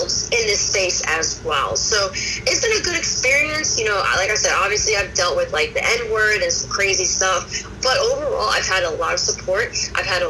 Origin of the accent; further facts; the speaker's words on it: Abington, Pennsylvania, United States; I was born in Abington, Pennsylvania.